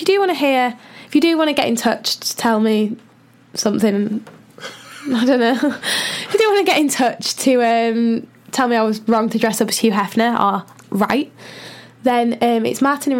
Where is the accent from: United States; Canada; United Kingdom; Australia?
United Kingdom; Birmingham, West Midlands; I'm from Birmingham.